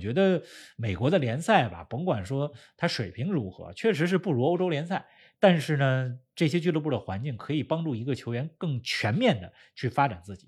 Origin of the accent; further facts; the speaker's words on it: China; 咱们是中国人